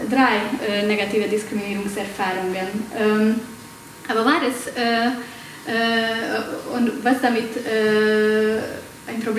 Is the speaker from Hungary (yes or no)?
yes; Hungary; German is a second language; Ich komme aus Ungarn, äh, also werdet ihr mit meinem Akzent und mit meinen grammatikalischen Fehlern leben müssen.